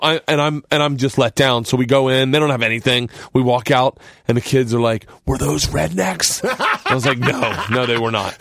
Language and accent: English; the South, United States; I'm from the South